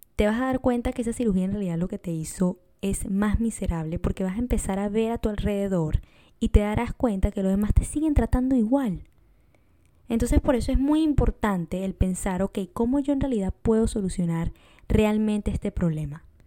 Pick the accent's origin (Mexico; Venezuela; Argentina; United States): Venezuela; moved away; yo soy de Venezuela